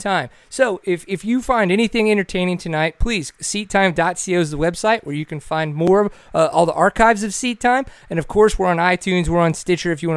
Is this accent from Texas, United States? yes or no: yes; Texas, United States; I'm from Texas